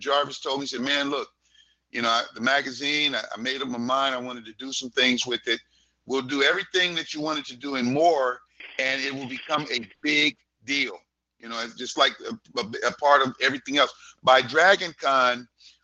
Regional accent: Los Angeles, California, United States; I grew up in Hollywood

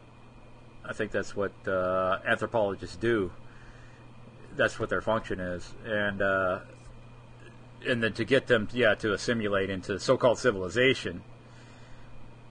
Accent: United States; we, as Americans, growing up in the United States

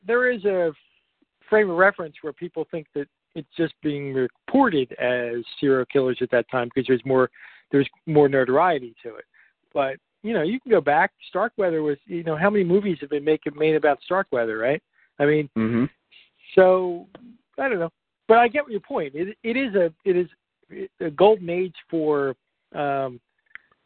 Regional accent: Philadelphia, Pennsylvania, United States; I'm from Philly, so it's East Coast

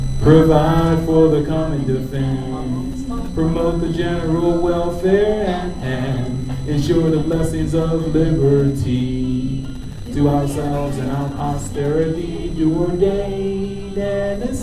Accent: Baltimore, Maryland, United States; I'm from Baltimore, Maryland

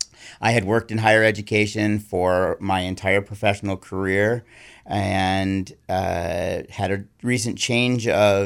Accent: Ann Arbor, Michigan, United States; also born or lived in Buffalo, New York / Massachusetts; Most recently, I came from Massachusetts, but I grew up in Ann Arbor, Michigan, Buffalo, New York, and then I've lived in New England now for about 30 years.

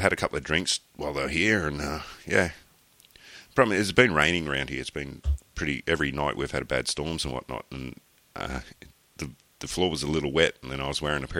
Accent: Australia; being an Australian, because we're all drunks down here

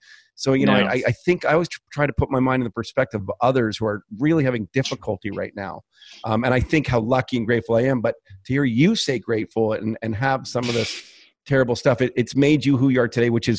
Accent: Canada; I'm a Canadian kid

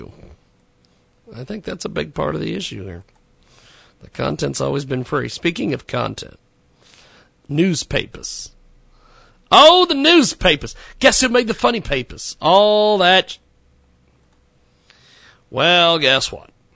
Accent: McPherson, Kansas, United States; My hometown of McPherson, Kansas, had a newspaper there for years.

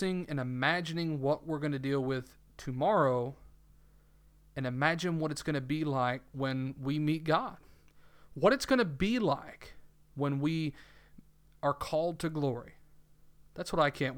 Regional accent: the South, United States; accent: southern; my southern accent that I am not I'm not one who hides his accent

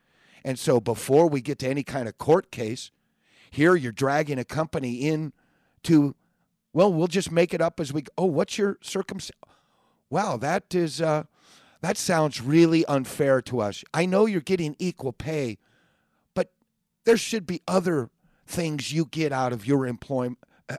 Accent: California, United States; Hey, I was born and raised in California. I understand the mentality of Californians are better than anybody else.

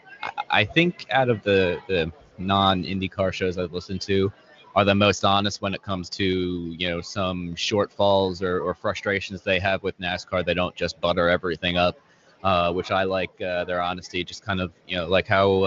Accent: Philadelphia, Pennsylvania, United States; here in my hometown of Philadelphia

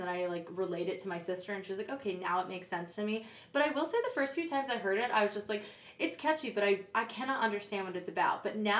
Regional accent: New York City, New York, United States; I was born in Brooklyn. Oh, yeah. I've never moved outside of the city.

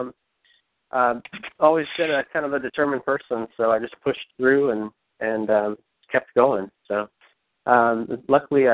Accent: Cincinnati, Ohio, United States; I'm from Cincinnati, Ohio

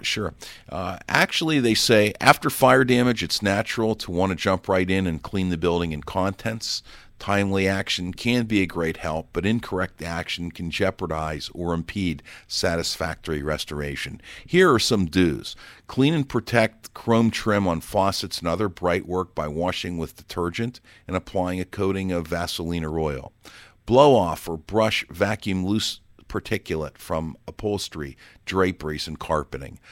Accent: Pittsburgh, Pennsylvania, United States

